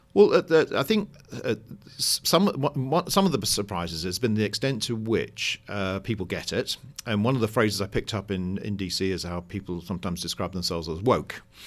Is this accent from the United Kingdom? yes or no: yes; United Kingdom; now in United States; I'm a Brit living in America